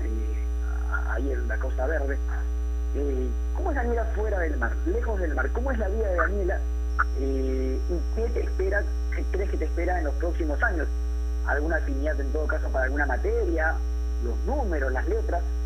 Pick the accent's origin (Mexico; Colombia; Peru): Peru; como peruanos